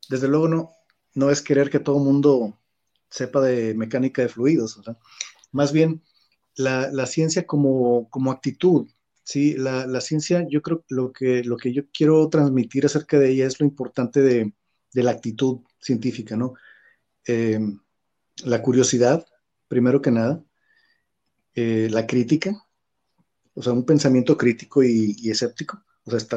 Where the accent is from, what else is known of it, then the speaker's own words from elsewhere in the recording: Mexico; moved away as an adult; now in China; soy un mexicano que vive en China